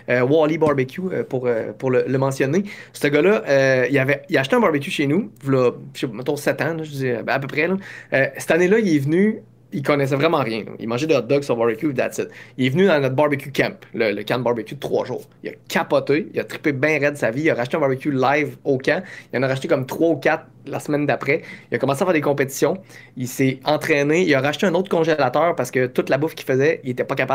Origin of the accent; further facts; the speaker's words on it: Quebec, Canada; accent: Quebec; Je parle correct, j'ai un accent, mais je pense que ça va faire mon, mon, cachet, mon petit côté.